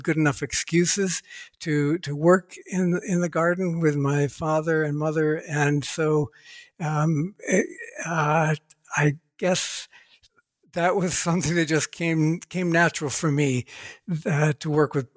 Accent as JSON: {"language": "English", "region": "Ohio", "country": "United States", "tie": "born or raised there", "said": "I was born and raised in Ohio, USA"}